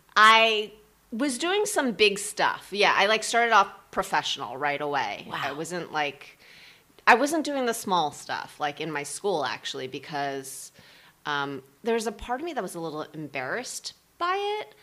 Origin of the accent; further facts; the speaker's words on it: New Jersey, United States; I grew up in New Jersey